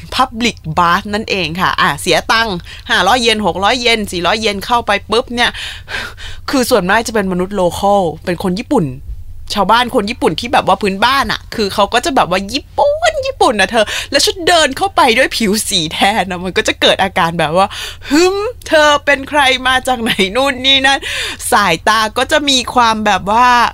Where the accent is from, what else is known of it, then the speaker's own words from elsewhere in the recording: Thailand; เป็นลูกครึ่ง ลูกครึ่งไทยญี่ปุ่นนะคะ เกิดเมืองไทย